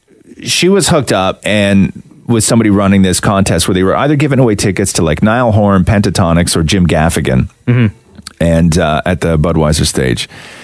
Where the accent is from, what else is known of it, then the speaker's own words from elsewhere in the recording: Acton, Ontario, Canada; growing up in Acton